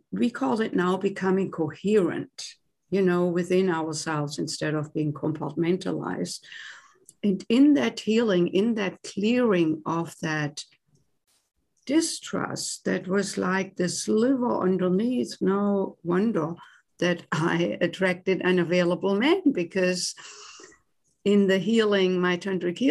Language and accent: English; Germany; accent: German; English is a second language; moved away as an adult; now in United States; I was born and raised in Germany and came to the US in my late 20s to do postgraduate work in music.